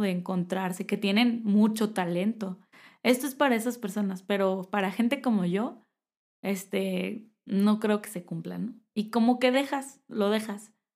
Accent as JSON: {"language": "Spanish", "town": "Tecate", "region": "Baja California", "country": "Mexico", "moved": "as an adult", "lives_now": "Querétaro, Mexico", "said": "yo soy de Tecate, Baja California"}